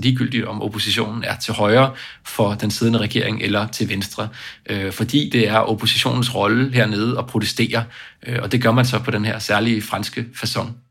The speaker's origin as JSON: {"language": "Danish", "country": "Denmark", "also_born_or_lived": "Brussels, Belgium", "moved": "as an adult", "lives_now": "Paris, France", "said": "jeg er dansker"}